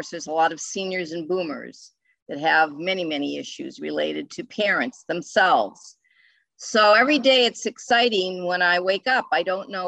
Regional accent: Ohio, United States; moved away as an adult; now in New England, United States; I'm from the Midwest. I'm from Ohio

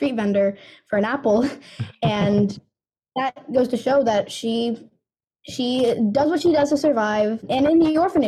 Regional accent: Chesapeake, Virginia, United States; I myself am from Chesapeake, Virginia

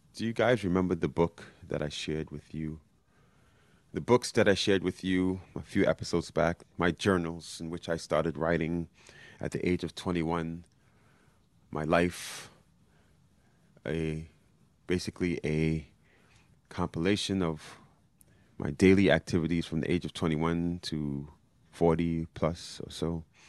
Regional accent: New York City, New York, United States; moved away; I haven't seen my hometown city in over a year, by far the longest I've been away from New York

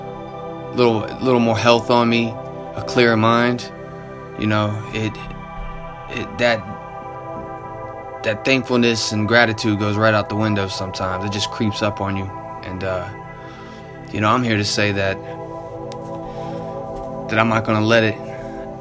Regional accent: Hampton, Virginia, United States; also born or lived in Newport News, Virginia; I come from Hampton, Virginia, born in Newport News

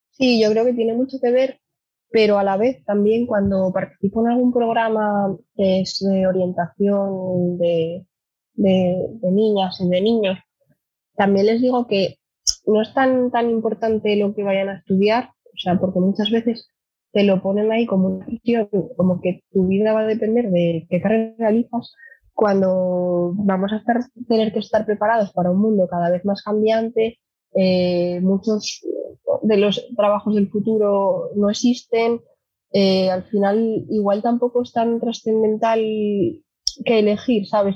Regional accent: Gijón, Asturias, Spain; nací aquí en Gijón, fui al colegio Corazón de María

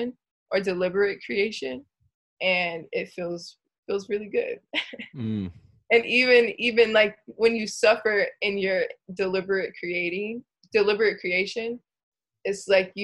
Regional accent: Gainesville, Georgia, United States; now in Southern California, United States; I'm from Gainesville, Georgia.

